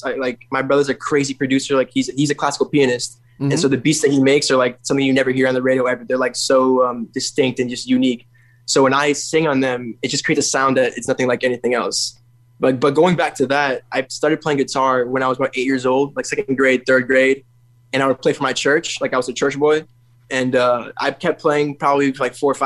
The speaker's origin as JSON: {"language": "English", "town": "Chicago", "region": "Illinois", "country": "United States", "tie": "born or raised there", "moved": "yes", "lives_now": "Broward County, Florida, United States", "said": "I was born in Chicago. I'm based out of Broward County, Florida now, South Florida."}